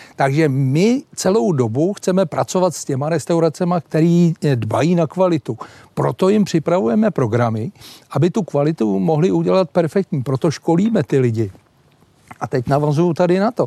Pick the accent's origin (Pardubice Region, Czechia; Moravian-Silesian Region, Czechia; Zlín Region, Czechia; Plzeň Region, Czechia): Plzeň Region, Czechia; Plzeň; u nás v Plzni